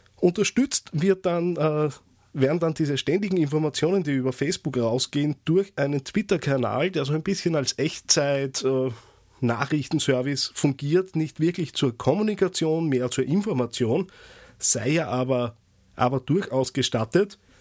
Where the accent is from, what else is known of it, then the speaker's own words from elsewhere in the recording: Austria; als Österreicher